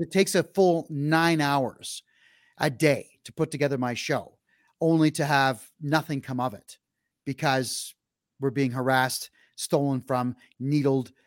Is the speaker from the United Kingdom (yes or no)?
no; Mississauga, Ontario, Canada; In the city of Mississauga, which is to the west of Toronto, that's my hometown